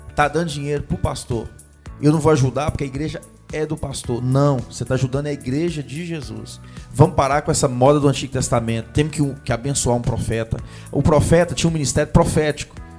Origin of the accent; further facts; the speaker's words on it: Jequitinhonha Valley, Minas Gerais, Brazil; Eu sou do Vale do Quitionha